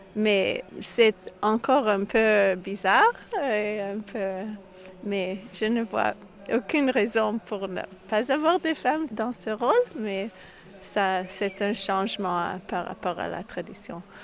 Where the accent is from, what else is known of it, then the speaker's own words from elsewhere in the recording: Montreal, Quebec, Canada; moved away as an adult; now in Israel; je suis née à Montréal et j'habite euh, en Israël pendant 18 ans